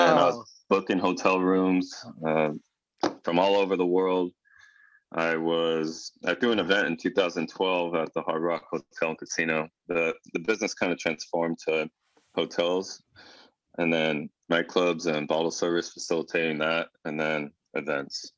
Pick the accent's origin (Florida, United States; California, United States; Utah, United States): California, United States; Los Angeles; moved away as an adult; now in San Francisco Bay Area, United States; I'm from SoCal, uh, LA.